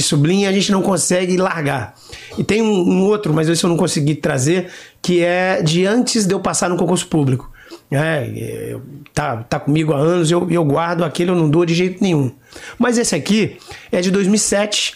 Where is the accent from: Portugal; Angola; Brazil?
Brazil; Jaú, São Paulo; moved away as an adult; also born or lived in Paraná; now in Rio de Janeiro, Brazil; sou paranaense de nascimento, ah, é? né? mas me considero paulista porque fui, de, em tenra idade, para Jaú, interior de São Paulo. Cheguei lá com seis anos de idade. Então, toda a minha infância, juventude, idade adulta, eu vivi na cidade de Jaú